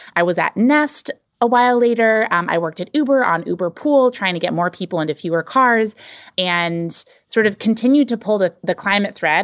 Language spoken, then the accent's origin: English; North Carolina, United States; I grew up in North Carolina